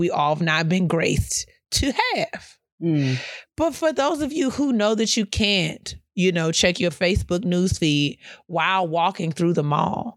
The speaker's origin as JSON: {"language": "English", "town": "New York City", "region": "New York", "country": "United States", "said": "as a New Yorker"}